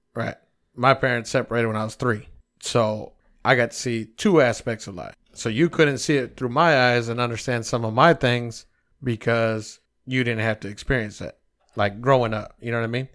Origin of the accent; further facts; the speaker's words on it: United States; We, as the American people